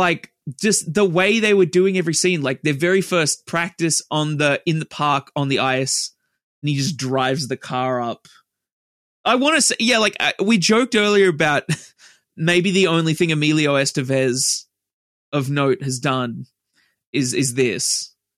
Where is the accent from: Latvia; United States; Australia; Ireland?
Australia; we're Australian